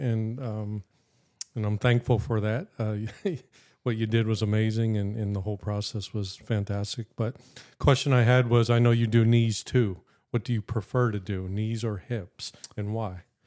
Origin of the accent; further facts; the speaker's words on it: Erie, Pennsylvania, United States; from Erie, Erie, P A, born, raised, never left.